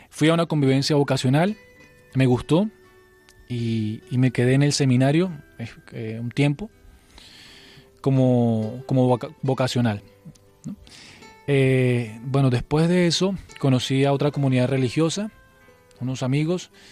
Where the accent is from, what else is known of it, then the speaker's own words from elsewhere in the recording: Huila, Colombia; moved away; also born or lived in Valledupar; Yo estaba en el Huila